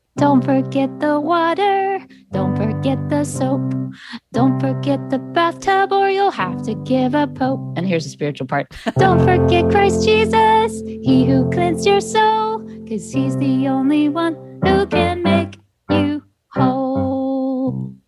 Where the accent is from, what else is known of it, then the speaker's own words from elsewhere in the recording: Jackson, Mississippi, United States; now in New York City, United States; I grew up in the South, in the Deep South. I actually was born in Jackson, Mississippi